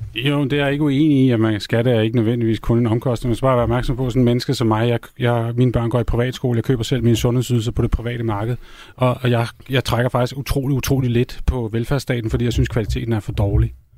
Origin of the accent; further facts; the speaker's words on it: Denmark; also born or lived in Norway; Jeg er jo europæer, før jeg er dansker